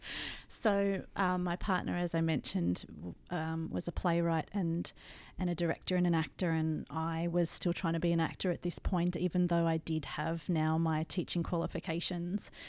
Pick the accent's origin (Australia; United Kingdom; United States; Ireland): Australia; Blue Mountains, New South Wales; I grew up in the Blue Mountains